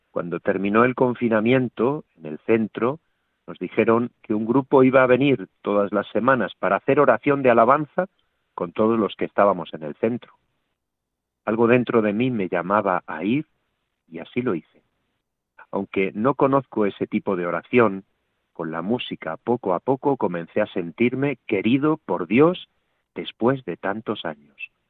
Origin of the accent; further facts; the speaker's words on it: Palma de Mallorca, Balearic Islands, Spain; now in Toledo, Spain; soy natural de Palma de Mallorca, España, aunque desde hace un año y medio vivo en Toledo